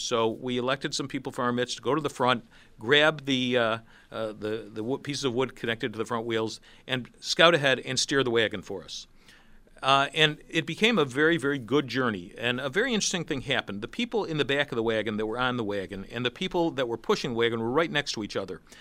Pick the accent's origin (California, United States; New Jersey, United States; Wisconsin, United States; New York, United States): New York, United States; Rochester; I'm from Rochester